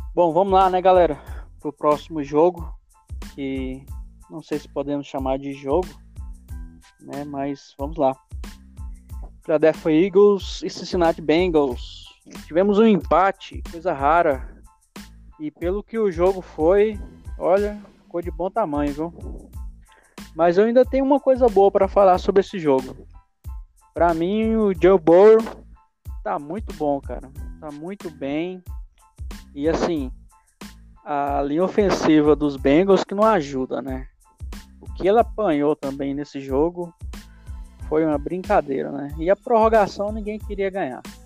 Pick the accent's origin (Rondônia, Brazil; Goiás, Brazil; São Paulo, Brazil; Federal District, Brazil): Goiás, Brazil; Anápolis; sou de Anápolis, Goiás